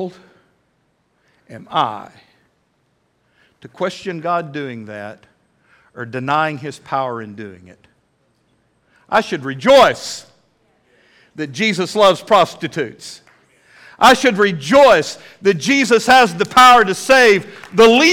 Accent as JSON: {"language": "English", "country": "United States", "said": "I am an American"}